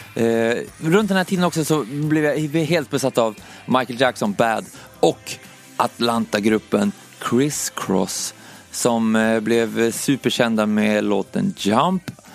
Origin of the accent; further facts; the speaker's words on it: Umeå, Västerbotten County, Sweden; moved away; jag föddes i Umeå i alla fall 1986 och det, det, första minnet som jag har därifrån när jag, när jag växte upp